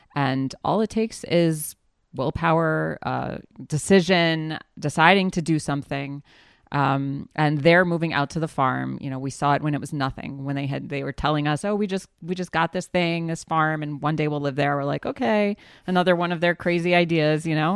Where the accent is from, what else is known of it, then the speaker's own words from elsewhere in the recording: New Orleans, Louisiana, United States; now in Judea and Samaria; Okay, so I grew up in the South in New Orleans, Louisiana.